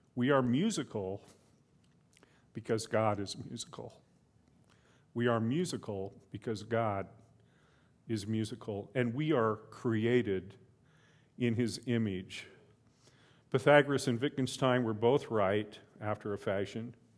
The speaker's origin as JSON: {"language": "English", "country": "United States", "said": "as an American"}